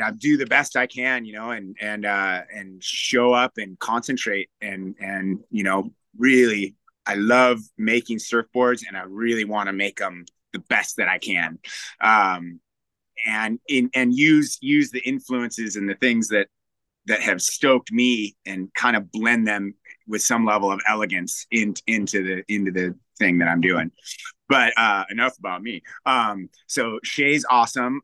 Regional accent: Newport Beach, California, United States; moved away as an adult; also born or lived in Santa Cruz; growing up in Newport

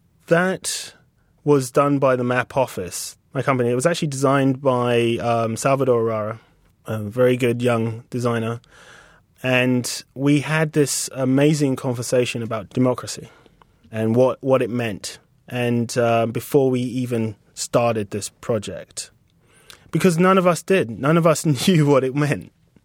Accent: United Kingdom; accent: British; And she looked at us both, like, in amazement that we came from Mars with, like, these British accents.

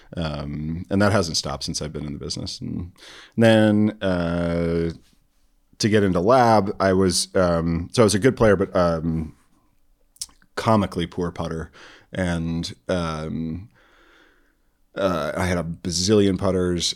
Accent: Chicago, Illinois, United States; now in Eugene, United States; I was born and raised in the North Shore, Chicago

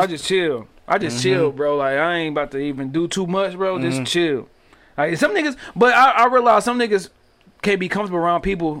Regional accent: Detroit, Michigan, United States; I'm from the hood. I'm from East Warren, dog, in Cooper

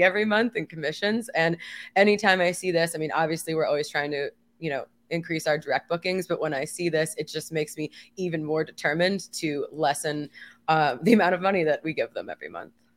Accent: Miami, Florida, United States; in my hometown

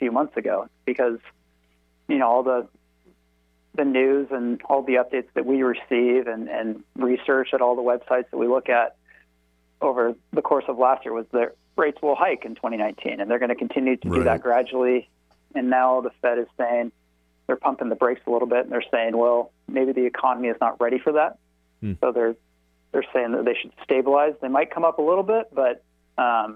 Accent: Sammamish, Washington, United States; I grew up by Pine Lake in Sammamish

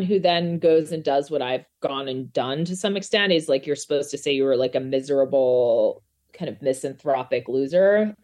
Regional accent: Albuquerque, New Mexico, United States; moved away; I'm from New Mexico.

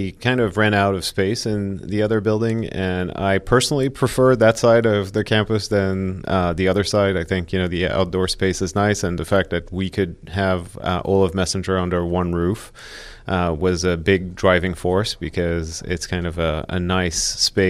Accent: Switzerland; also born or lived in Paris, France; And then I grew up in Switzerland, actually. I was born in Paris, stayed there until my early teens, moved to Switzerland after that with my parents.

